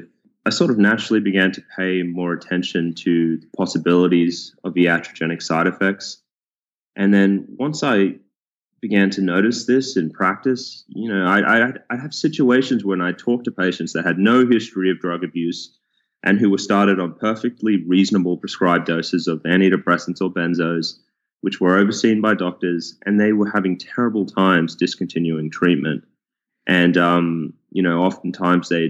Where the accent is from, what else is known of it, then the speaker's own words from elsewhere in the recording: Sydney, New South Wales, Australia; moved away as an adult; also born or lived in Queensland; now in Houston, United States; I grew up in Sydney, Australia, and I went to the University of Queensland